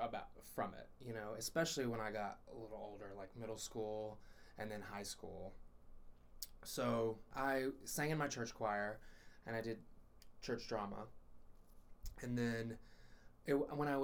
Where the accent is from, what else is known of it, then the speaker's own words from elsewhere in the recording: Speedwell, Tennessee, United States; moved away; also born or lived in Knoxville, Tennessee; I was born in Knoxville, and then I was raised about an hour and a half north in a little town called Speedwell, Tennessee.